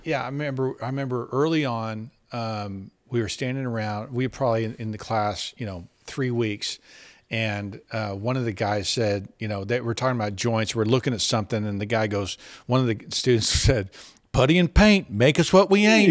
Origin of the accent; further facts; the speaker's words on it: Dallas, Texas, United States; now in Fort Worth, United States; I was from Dallas